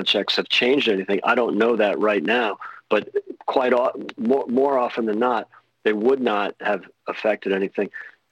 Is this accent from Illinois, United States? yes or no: yes; Chicago, Illinois, United States; now in United Kingdom; Chicago, my hometown.